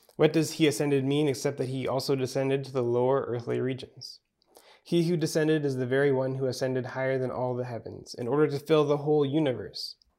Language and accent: English; Manitoba, Canada; maybe it's because I'm from Manitoba